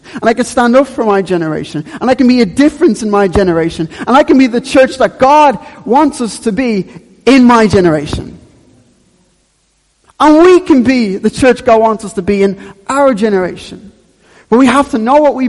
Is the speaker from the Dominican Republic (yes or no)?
no; Dublin, Leinster, Ireland; I grew up in Ballyfermot